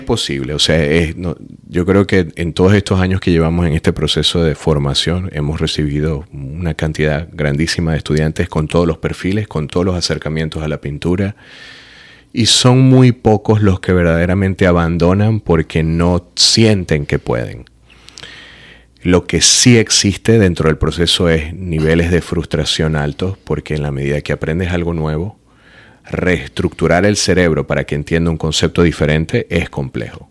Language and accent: Spanish; Venezuela; moved away as an adult; also born or lived in Florence, Italy; now in Miami, United States; soy artista figurativo venezolano